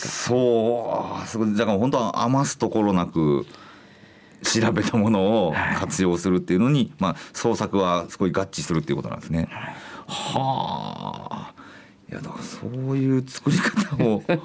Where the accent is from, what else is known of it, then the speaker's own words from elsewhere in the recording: Kansai, Japan; 僕は関西の人間